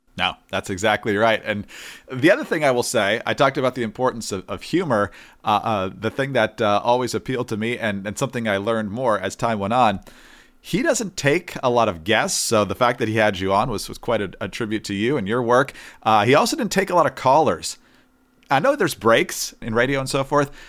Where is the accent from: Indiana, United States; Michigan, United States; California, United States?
Michigan, United States; I'm from Michigan